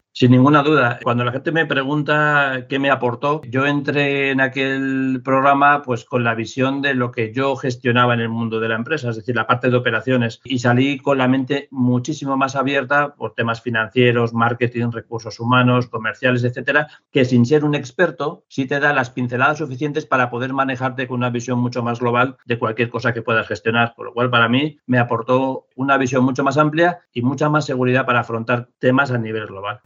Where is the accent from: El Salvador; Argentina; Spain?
Spain; Madrid, Community of Madrid; also born or lived in Asturias; vivo, vivo en Madrid, nací en Madrid también